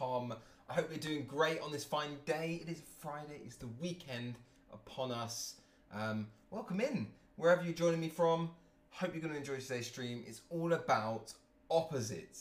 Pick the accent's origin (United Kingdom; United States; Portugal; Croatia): United Kingdom; Cambridge, East of England; I'm from Cambridge, England